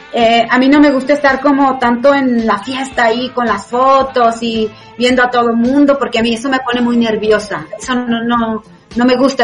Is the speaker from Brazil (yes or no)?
no; Mexico; cuando yo fui la primera vez era la única mexicana que había en el 2013